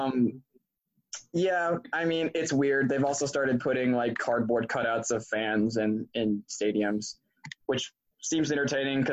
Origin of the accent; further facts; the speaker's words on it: Binghamton, New York, United States; I am from Binghamton